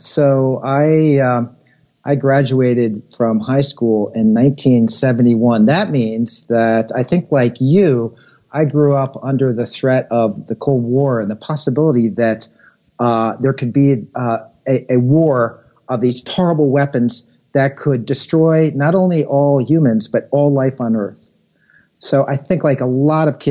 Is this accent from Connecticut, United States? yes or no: yes; Connecticut and New York City, United States; I grew up in Connecticut and in New York City.